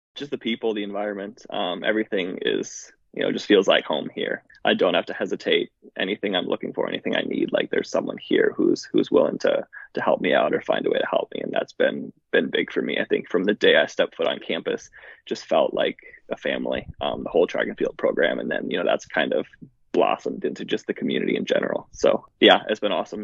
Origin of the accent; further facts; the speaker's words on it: Milwaukee, Wisconsin, United States; now in Iowa, United States; I grew up just outside of Milwaukee.